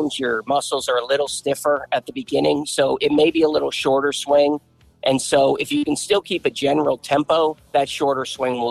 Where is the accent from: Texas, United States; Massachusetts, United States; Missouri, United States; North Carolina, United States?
Massachusetts, United States; Boston; moved away; I was raised in Boston pretty much.